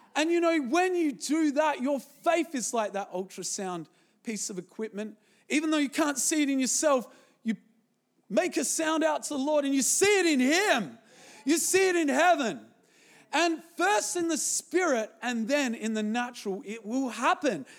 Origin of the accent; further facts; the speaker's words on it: Zimbabwe; moved away; when I was born in Zimbabwe